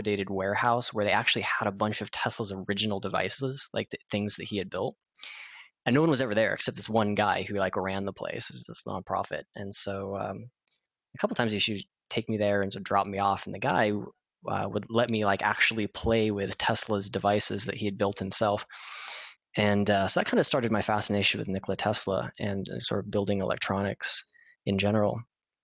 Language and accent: English; Colorado Springs, Colorado, United States; I grew up in Colorado Springs